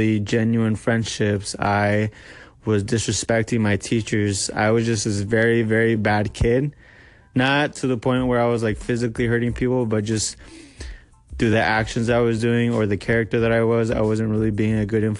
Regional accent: Medford, Oregon, United States; I am from Medford, Oregon

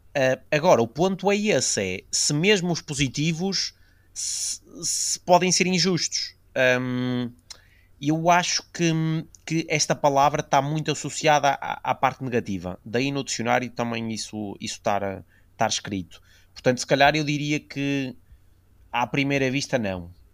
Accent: the North, Northern Portugal, Portugal; somos do Norte

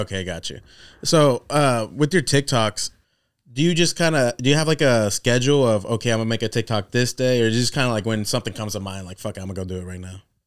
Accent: Corning, California, United States; moved away; we're from Corning, so that's even smaller

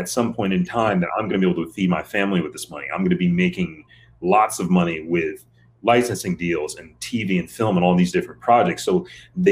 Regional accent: Michigan, United States; I'm from Michigan

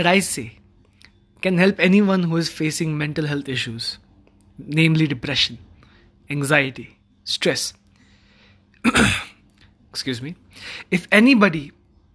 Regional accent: Manali, Himachal Pradesh, India; my hometown, which is Manali.

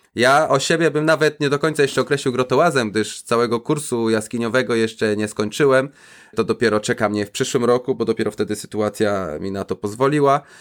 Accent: Zielona Góra, Lubusz Voivodeship, Poland; moved away as an adult; now in Israel; za dzieciaka jeszcze chodziło się po kanałach burzowych pod moim miastem, pod Zieloną Górą, skąd pochodzę

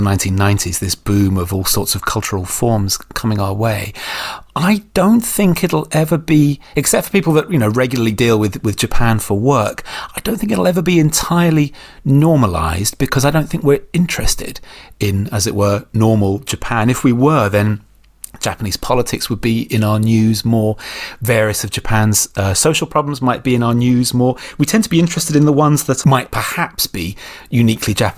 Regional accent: United Kingdom; as Brits

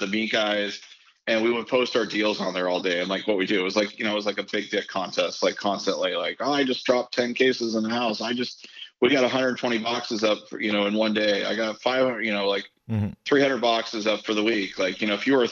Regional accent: Canada; also born or lived in United States; I'm from Canada

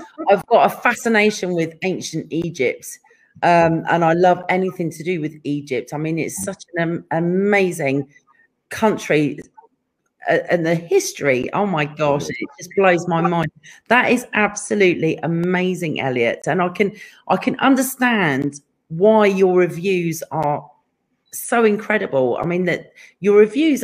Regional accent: England, United Kingdom; now in California, United States; being English

